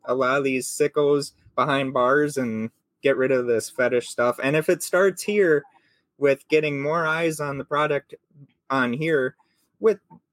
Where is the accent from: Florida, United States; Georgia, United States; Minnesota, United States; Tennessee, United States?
Minnesota, United States; my family is French Canadian, but no, Minnesota